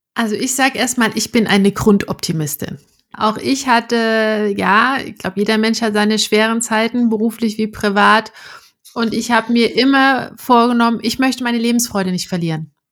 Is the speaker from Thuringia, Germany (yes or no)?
yes; Erfurt, Thuringia, Germany; moved away; also born or lived in Eisenach; in meiner Heimatstadt in Erfurt